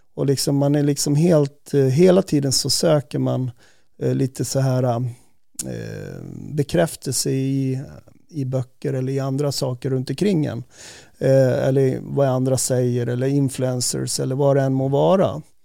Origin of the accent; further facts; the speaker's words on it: Säter, Dalarna County, Sweden; moved away; jag var ju uppvuxen i, i Säter